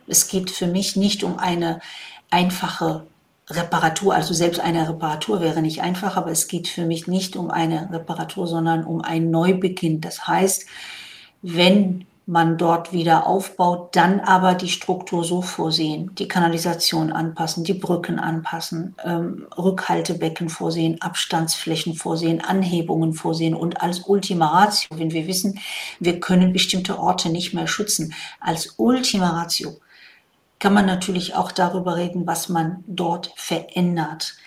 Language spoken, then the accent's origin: German; Morocco; also born or lived in Rhine-Main area, Germany; now in Germany; Ich komme ja ursprünglich aus Marokko, da bin ich da sozusagen am Wasser groß geworden